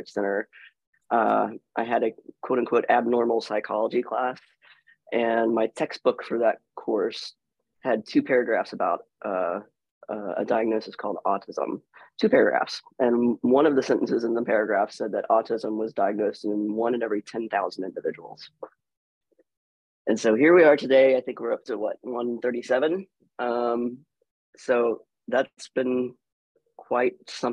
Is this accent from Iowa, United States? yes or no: no; Weston, West Virginia, United States; moved away as an adult; also born or lived in Danville, Kentucky; now in Lexington, Kentucky, United States; I grew up in Weston, West Virginia, which was a town of about 3,000 people